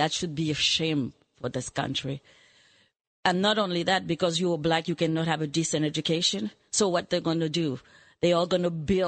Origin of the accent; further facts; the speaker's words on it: Montreal, Quebec, Canada; also born or lived in Haiti; I was born in Haiti. I grew up in Montreal.